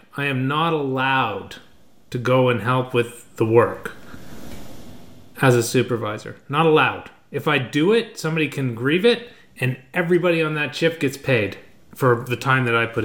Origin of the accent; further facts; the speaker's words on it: Canada; We're all Canadian.